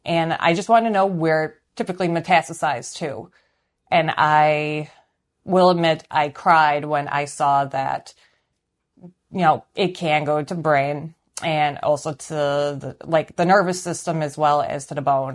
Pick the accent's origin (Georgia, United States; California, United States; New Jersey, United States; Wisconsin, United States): Wisconsin, United States; suburb of Milwaukee; also born or lived in Chicago, Illinois; I was born in Chicago, Illinois, and I am currently 37, and I live in a suburb of Milwaukee, Wisconsin. I've lived in uh, Wisconsin most of my life. I uh, my parents moved from Chicago in August of 1984